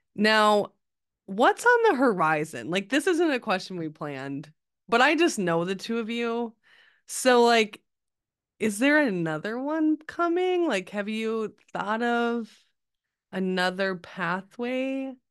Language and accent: English; Midwest, United States; us Midwest people